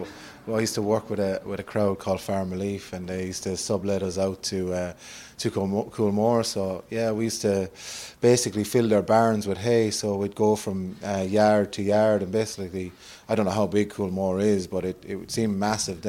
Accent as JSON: {"language": "English", "town": "Cashel", "region": "Munster", "country": "Ireland", "said": "I come from Cashel in Tipperary, which is a rural community"}